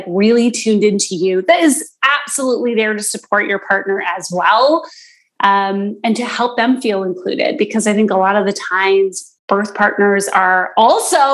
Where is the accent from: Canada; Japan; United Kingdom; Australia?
Canada; East Coast; now in Toronto, Canada; I live in Toronto, and I've lived here for a long time now, but I'm originally from the East Coast